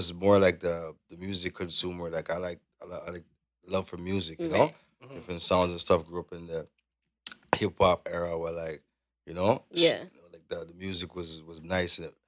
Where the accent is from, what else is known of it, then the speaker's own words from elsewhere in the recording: Canada; accent: Jamaican, Caribbean; also born or lived in Jamaica / Brooklyn, New York; Full Canadian